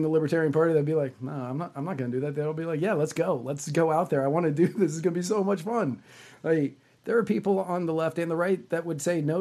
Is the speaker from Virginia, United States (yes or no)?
yes; Virginia, United States; I grew up in Virginia. I grew up in Virginia